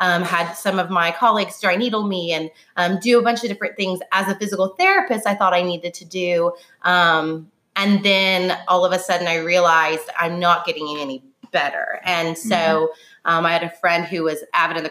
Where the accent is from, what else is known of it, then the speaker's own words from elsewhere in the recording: Illinois, United States; moved away as an adult; also born or lived in California / Nashville; now in Dixon, United States; I'm from Illinois originally